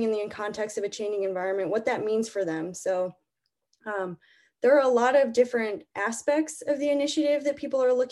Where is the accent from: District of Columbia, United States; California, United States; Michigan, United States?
Michigan, United States; moved away; also born or lived in Maine; I'm also from a non-coastal state. I grew up in Michigan